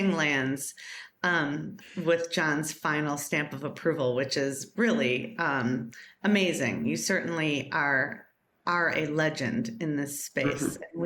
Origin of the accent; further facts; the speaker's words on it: Chicago, Illinois, United States; my hometown